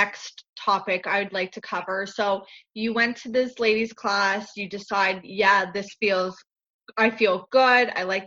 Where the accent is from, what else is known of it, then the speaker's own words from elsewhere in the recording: Canada; I was buried up at home in snowy Canada